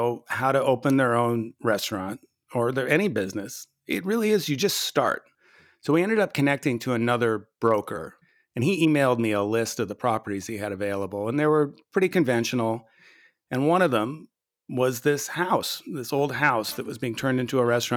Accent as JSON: {"language": "English", "region": "California", "country": "United States", "tie": "born or raised there", "also_born_or_lived": "Texas", "moved": "as an adult", "lives_now": "Dallas, United States", "said": "Native Californian. I was born in California. I lived my whole life there, and I love California."}